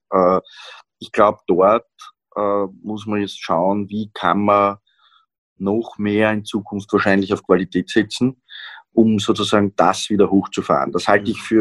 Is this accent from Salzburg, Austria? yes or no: no; Vienna, Austria; Ja, wenn man schaut, Niederösterreich, Burgenland, auch Wien sogar, ja, sage ich jetzt als Wiener.